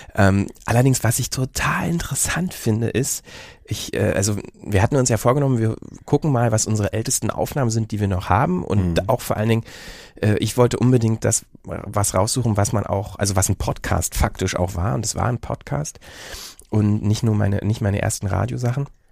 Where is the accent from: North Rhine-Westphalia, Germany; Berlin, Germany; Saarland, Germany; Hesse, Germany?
Berlin, Germany; accent: Berlinerisch; moved away; also born or lived in Bielefeld; in Berlin oder so Umgebung aufgewachsen, dann irgendwie nach Bielefeld und da haben ja alle Hochdeutsch gesprochen